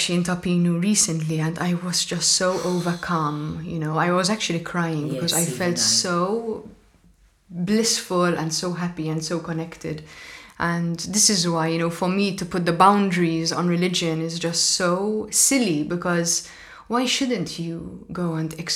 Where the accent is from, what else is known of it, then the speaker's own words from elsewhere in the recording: Malta; we're Maltese and we eat Hobbs Bizet